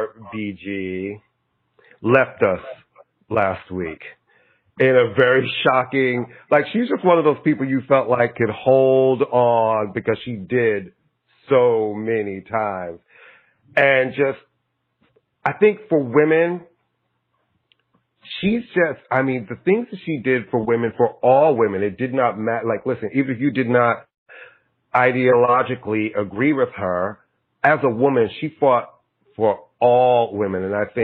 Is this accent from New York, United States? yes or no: yes; Brooklyn, New York, United States; We were both born and bred in Brooklyn.